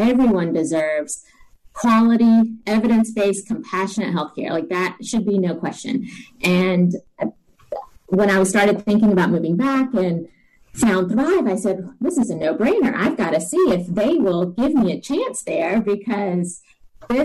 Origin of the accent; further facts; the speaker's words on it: Decatur, Alabama, United States; moved away as an adult; also born or lived in Denver, Colorado; I am originally from Decatur, grew up here, went to med school at Alabama, and then left to go to Denver for a residency and stayed out there